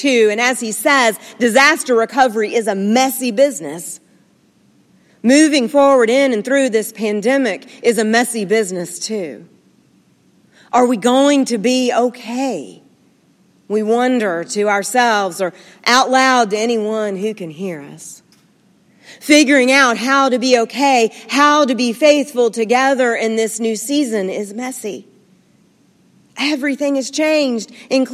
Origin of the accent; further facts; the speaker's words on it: Nashville, Tennessee, United States; My hometown looks different now. Sleepy little Nashville is the it city